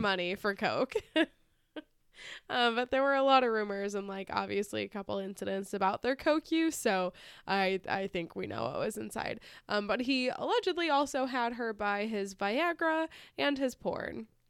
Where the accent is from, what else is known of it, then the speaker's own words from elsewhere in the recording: United States; we're American, and we're so happy over here